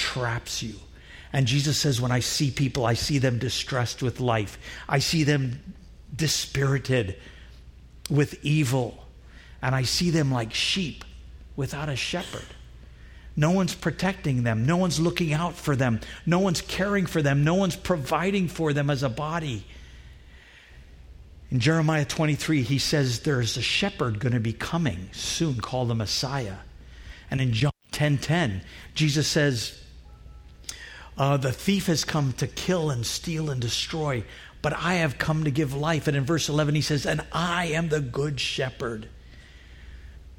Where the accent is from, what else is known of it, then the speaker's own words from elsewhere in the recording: Trinidad & Tobago; moved away; Where I grew up in Trinidad